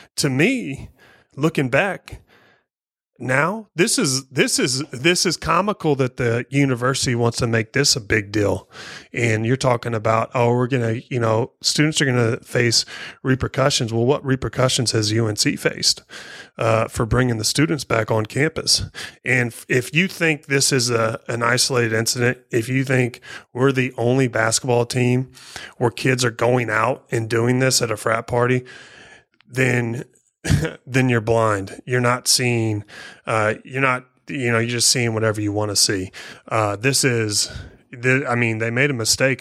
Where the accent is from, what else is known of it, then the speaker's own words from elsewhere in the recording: Missouri, United States; moved away; I'm from Missouri, uh, traditionally a Rams fan